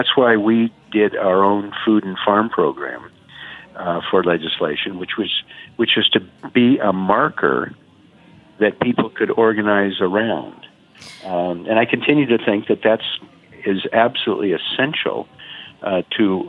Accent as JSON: {"language": "English", "region": "Oregon", "country": "United States", "said": "Oregon, my home state, is a huge agricultural state"}